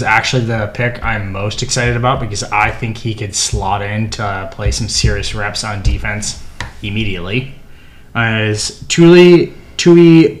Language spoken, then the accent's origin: English; United States; I'm American.